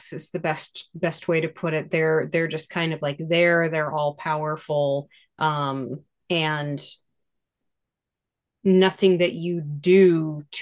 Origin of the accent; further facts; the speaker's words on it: Maine, United States; Growing up in Maine